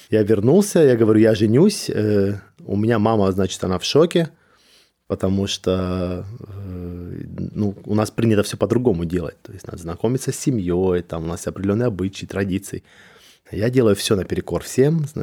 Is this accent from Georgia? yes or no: yes; Georgia; я грузин, это Кавказ